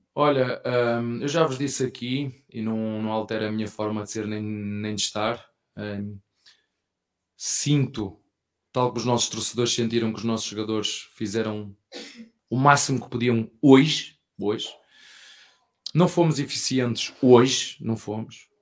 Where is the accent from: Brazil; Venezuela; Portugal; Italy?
Portugal; português que sou